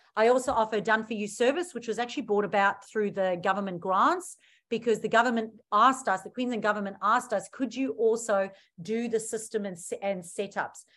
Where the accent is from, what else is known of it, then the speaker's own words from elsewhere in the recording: South Africa; now in Australia; I'm originally from South Africa.